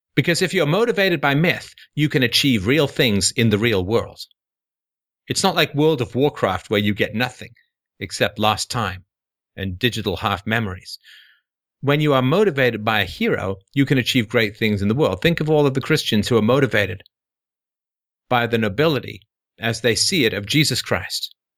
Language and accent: English; England, United Kingdom; I grew up with a lot of patriotism growing up in England.